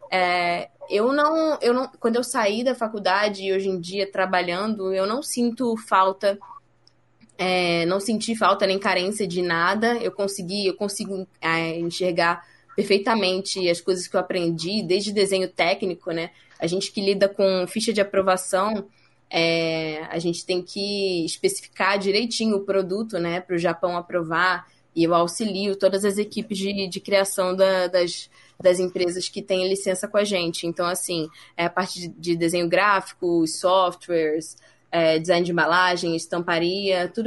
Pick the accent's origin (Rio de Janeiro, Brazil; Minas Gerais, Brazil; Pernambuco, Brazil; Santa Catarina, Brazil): Rio de Janeiro, Brazil; moved away as an adult; now in São Paulo, Brazil; Então, na verdade, eu saí do Rio para cá para estudar.